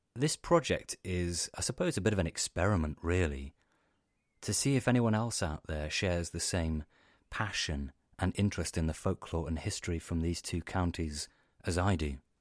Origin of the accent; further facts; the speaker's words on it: Cornwall, South West England, United Kingdom; also born or lived in Devon; I grew up in Cornwall, and my family are Cornish.